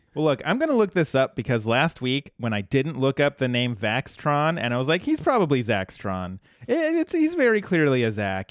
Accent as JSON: {"language": "English", "region": "Colorado", "country": "United States", "tie": "born or raised there", "said": "my home state is famous for weed"}